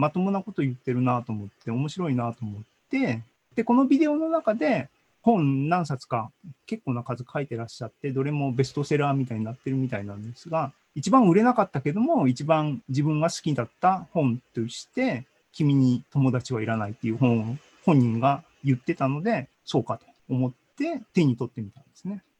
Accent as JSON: {"language": "Japanese", "region": "Hiroshima", "country": "Japan", "tie": "born or raised there", "also_born_or_lived": "Sendai / Europe", "moved": "yes", "said": "出身は僕広島"}